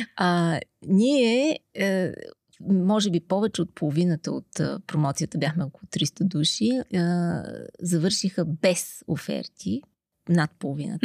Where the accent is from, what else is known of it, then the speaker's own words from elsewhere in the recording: Sofia, Sofia City, Bulgaria; аз съм родена в София, тук съм израснала.